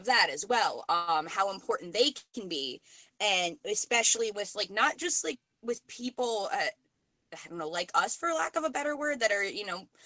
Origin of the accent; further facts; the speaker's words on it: New York, United States; moved away as an adult; now in Vermont, United States; just moved to Vermont. I'm from New York